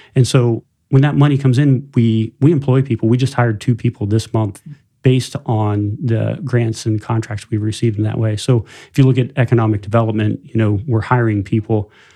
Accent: tri-state area of West Virginia, Ohio, Pennsylvania, Rust Belt, United States; moved away as an adult; now in South Bend area, Indiana, United States; I, I grew up, uh, about five hours from here in post-industrial Rust Belt and, uh, tri-state area of West Virginia, Ohio, Pennsylvania.

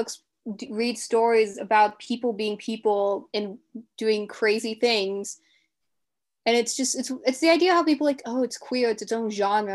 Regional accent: Delaware, United States; I'm from Delaware

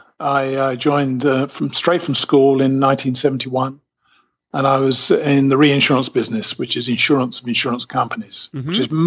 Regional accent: United Kingdom; accent: British; moved away as an adult; now in Alabama, United States; I came out to the U.S. in 2005.

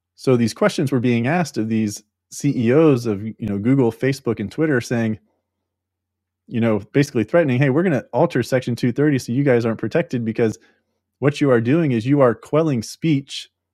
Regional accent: United States; we as the American people

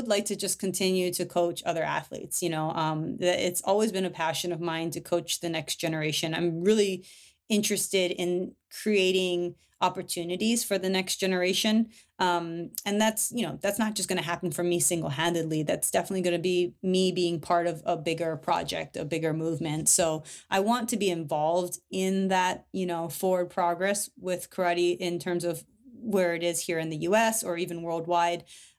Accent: Hawaii, United States; And that's what I came up in, you know, as a kid and growing up in Hawaii.

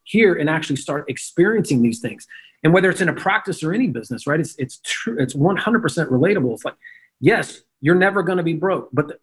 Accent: Memphis, Tennessee, United States; I'm a redneck from Memphis, Tennessee.

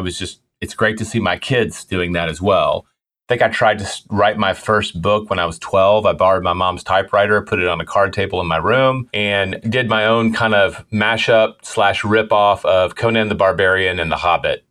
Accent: Memphis, Tennessee, United States; I grew up in Memphis

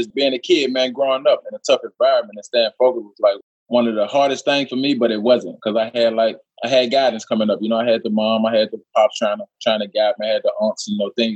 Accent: Monroe, Louisiana, United States; I'm from Monroe, Louisiana, small city

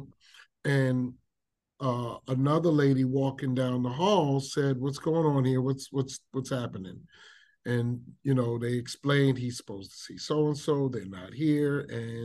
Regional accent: New York City, New York, United States; I grew up in South Bronx, which is one of our very urban communities

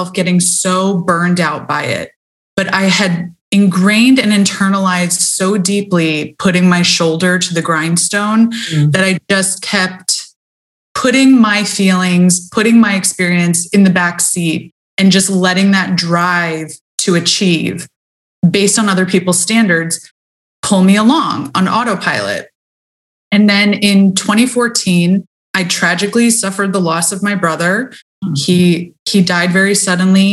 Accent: United States; I grew up in America

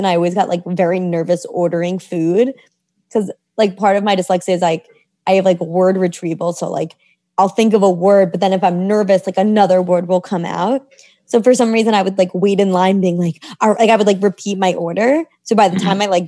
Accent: New York City, New York, United States; I grew up in New York City

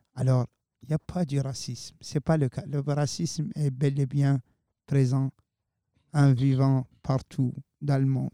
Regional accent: Mauritania; now in Moncton, Canada; chez moi en Mauritanie

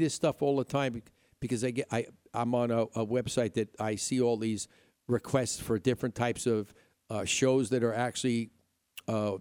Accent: Upstate New York, United States; moved away; also born or lived in Midwest; growing up in New York, you had hills and trees and mountains

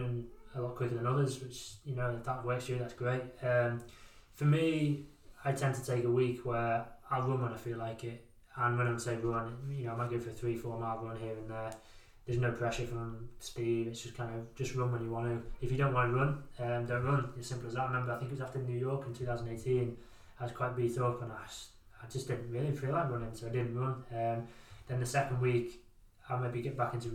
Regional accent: Wirral, North West England, United Kingdom; growing up in the Wirral

